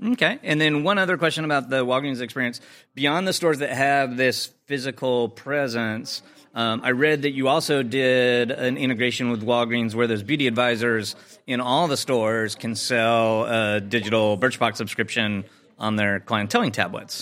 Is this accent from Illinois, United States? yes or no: yes; Chicago, Illinois, United States; my hometown of Chicago.